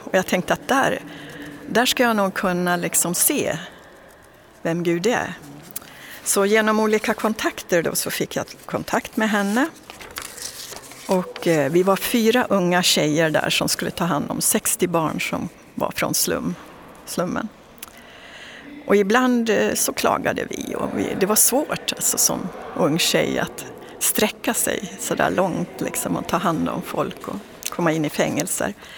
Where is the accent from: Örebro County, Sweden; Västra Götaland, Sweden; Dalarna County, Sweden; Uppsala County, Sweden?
Dalarna County, Sweden; så är jag född och uppväxt i en liten by i Dalarna